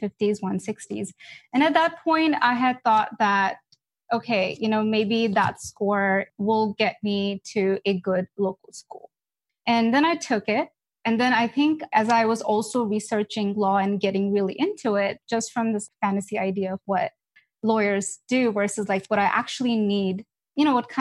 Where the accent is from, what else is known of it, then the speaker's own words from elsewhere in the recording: Dallas, Texas, United States; I'm from Dallas